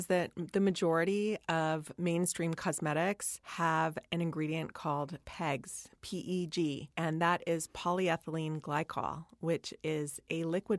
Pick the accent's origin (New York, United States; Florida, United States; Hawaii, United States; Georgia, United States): Hawaii, United States; growing up in Hawaii, we were putting on the suntan oil